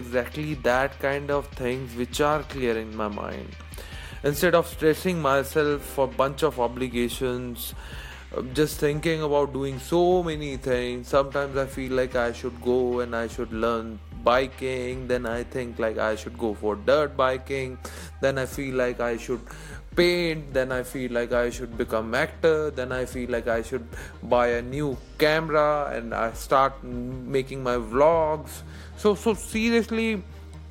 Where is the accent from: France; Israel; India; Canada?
India; I'm from India